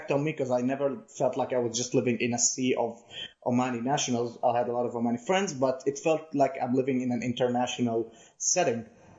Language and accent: English; Zarqa, Zarqa Governorate, Jordan; born there; Well, I was born in May of 1996 in Zarqa, Jordan. To simplify what Zarqa is, it's a city in Jordan that's most prominently inhabited by Palestinians, either legally or illegally there.